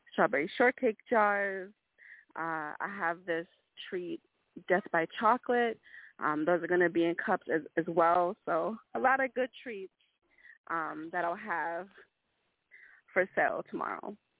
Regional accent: Long Island, New York, United States; I'm from Long Island

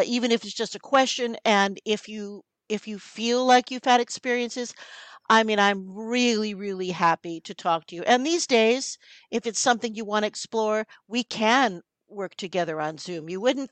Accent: New York City, New York, United States; I'm from New York City

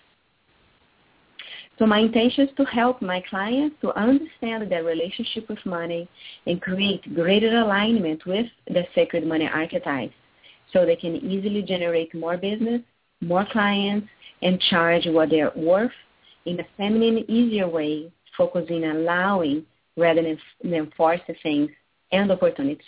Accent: Rio de Janeiro, Brazil; moved away as an adult; I was born and raised in Rio de Janeiro, Brazil.

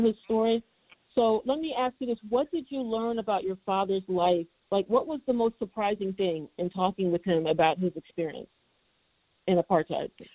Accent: United States; I'm African American.

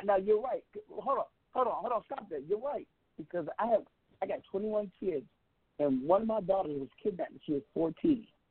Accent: Seattle, Washington, United States; I'm from the West Coast. I'm from the 206, where pimping and pattering is a daily lifestyle

